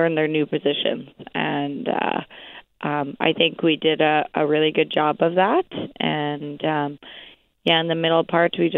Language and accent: English; Gimli, Manitoba, Canada; born or raised there